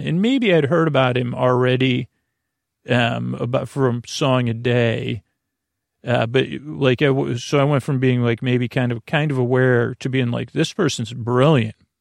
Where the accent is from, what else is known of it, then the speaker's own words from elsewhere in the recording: Syracuse, New York, United States; I grew up in Syracuse